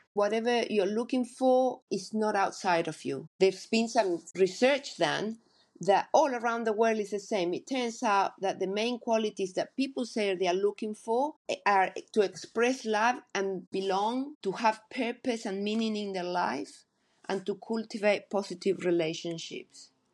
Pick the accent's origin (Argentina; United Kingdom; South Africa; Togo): Argentina; moved away as an adult; now in New Zealand; I grew up in Argentina